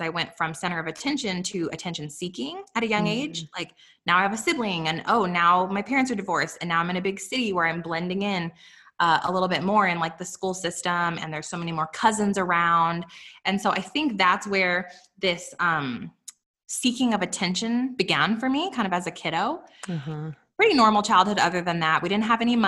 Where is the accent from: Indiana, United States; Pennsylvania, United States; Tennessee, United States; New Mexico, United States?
New Mexico, United States; Los Alamos; also born or lived in Albuquerque, New Mexico; I was raised in Los Alamos, New Mexico